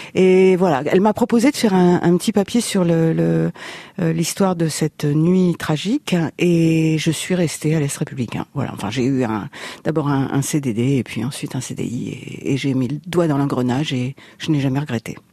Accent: Paris, Île-de-France, France; also born or lived in Reims; j'ai grandi à Paris

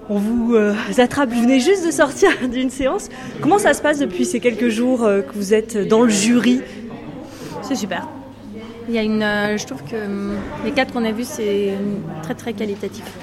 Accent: Brittany, France; je viens de Bretagne

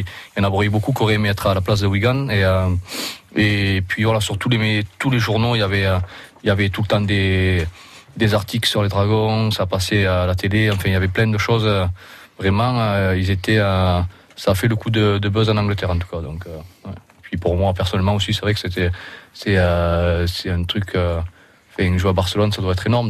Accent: Roussillon, Occitania, France; accent: accent d'ici (local Roussillon accent); moved away as an adult; now in England; J'ai gardé mon accent d'ici quand même

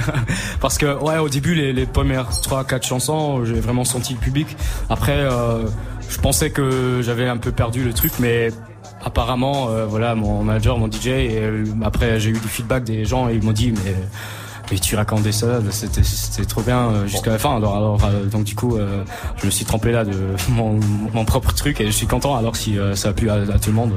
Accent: Luxembourg; j'ai 19 ans, je suis du Luxembourg

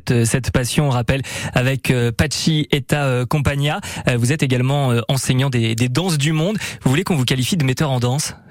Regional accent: Bayonne, Nouvelle-Aquitaine, France; born or raised there; also born or lived in Bassussarry

